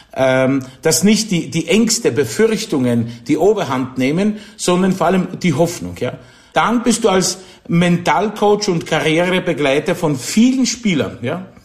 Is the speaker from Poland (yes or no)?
yes; near Wrocław, Lower Silesian Voivodeship, Poland; German is a second language; moved away as an adult; also born or lived in Kraków, Poland; now in Austria; Geboren bin ich in Niederschlesien, also in, in Polen, das neben Breslau